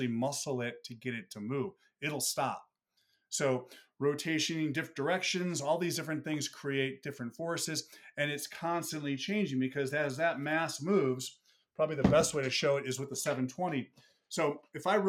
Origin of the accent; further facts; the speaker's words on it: Buffalo, New York, United States; moved away; I'm from Buffalo originally